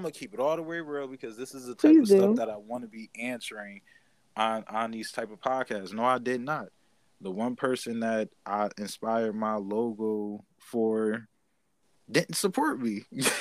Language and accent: English; Bridgeport, Connecticut, United States; I'm from Bridgeport, Connecticut